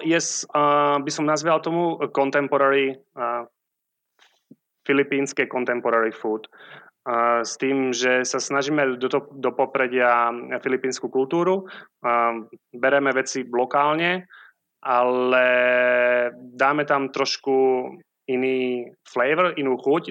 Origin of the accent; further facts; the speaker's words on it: Sliač, Banská Bystrica Region, Slovakia; moved away as an adult; also born or lived in Prague / Dubai / Abu Dhabi / New York; now in Siargao, Philippines; Malé mesto, volá sa to Sliač